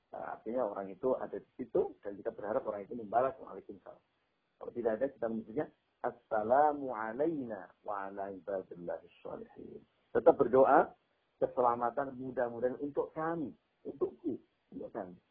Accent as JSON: {"language": "Indonesian", "region": "Java", "country": "Indonesia", "said": "saya orang Jawa saya pahamnya uh, apa value-nya orang Jawa"}